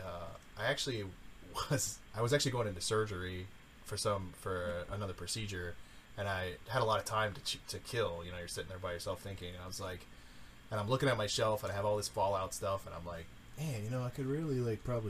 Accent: the South, United States; I'm from the South

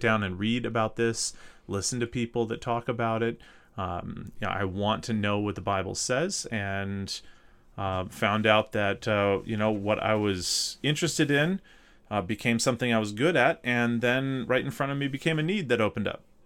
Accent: North Mississippi, United States; accent: southern; moved away as an adult; also born or lived in Minnesota; I grew up in North Mississippi, uh, right, right south of Memphis

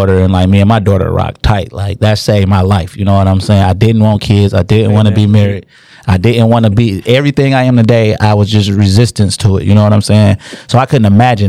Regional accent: Inkster, Michigan, United States; we're from Inkster

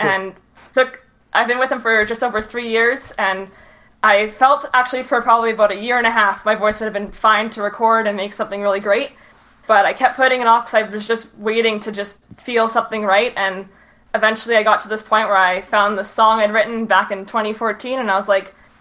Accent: Cooks Creek, Manitoba, Canada; moved away as an adult; now in Winnipeg, Canada; I am from Cooks Creek, Manitoba, but I now live in Winnipeg.

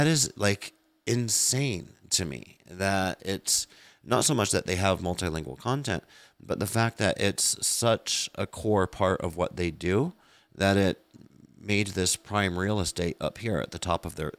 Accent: United States; I'm American

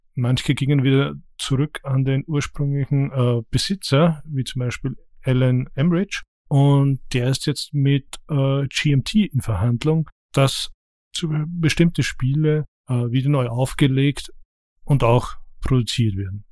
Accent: Austria; als Österreicher

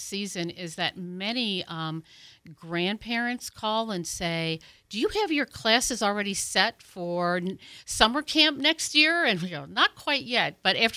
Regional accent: Ohio, United States; moved away as an adult; now in Pensacola, United States; I'm originally from Ohio, so I moved here 20 years ago.

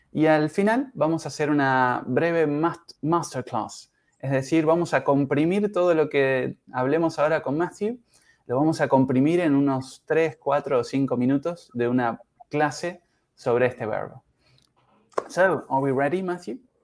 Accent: Uruguay; soy uruguayo en mi caso, I'm from Uruguay. Yo soy de Uruguay

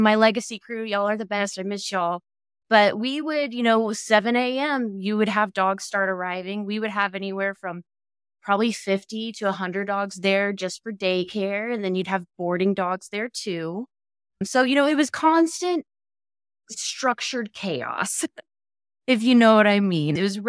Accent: Dallas, Texas, United States; Yeah, I'm actually from Texas. I've lived here my whole life. I grew up in Dallas, so maybe that's why I don't have much of an accent in the city and the suburbs.

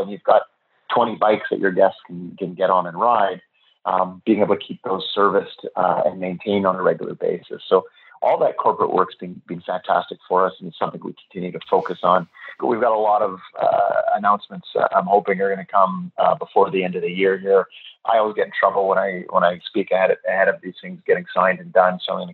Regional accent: Vancouver, British Columbia, Canada; I'm in Austin right now. I'm from Vancouver

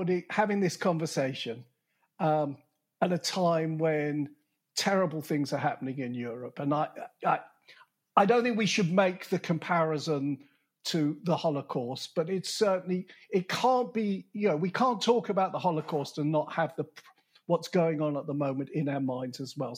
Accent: United Kingdom; as a Brit

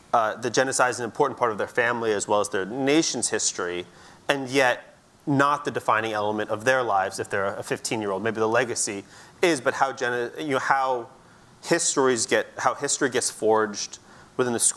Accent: United States; we're sitting here in the U.S., I'm an American

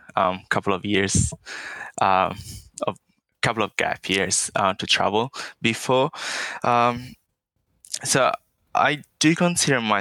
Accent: Italy; English is a second language; moved away as an adult; also born or lived in China; now in Australia; I moved back to Italy, finished my high school there

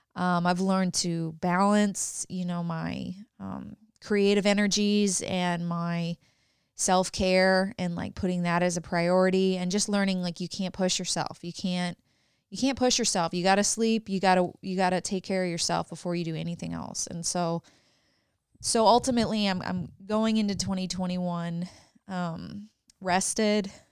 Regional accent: Canada; now in United States; I was from Canada

